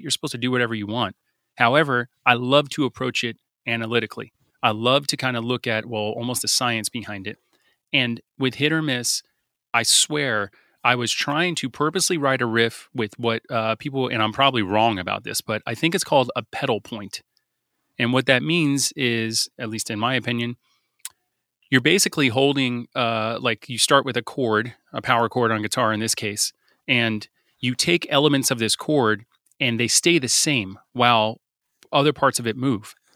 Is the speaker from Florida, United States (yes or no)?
yes; South Florida, United States; we're a band from South Florida